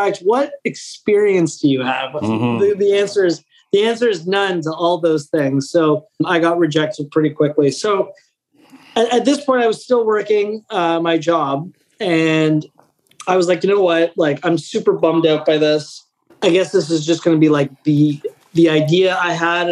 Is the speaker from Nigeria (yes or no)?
no; Canada; I'm Italian Canadian.